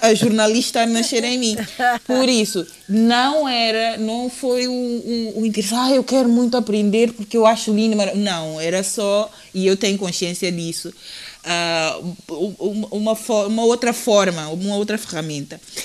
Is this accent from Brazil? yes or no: no; São Tomé & Príncipe; now in Portugal; eu sou da ilha de São Tomé